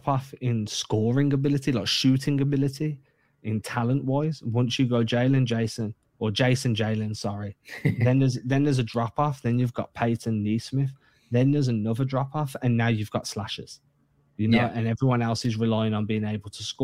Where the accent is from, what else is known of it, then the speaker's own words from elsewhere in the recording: England, United Kingdom; growing up in England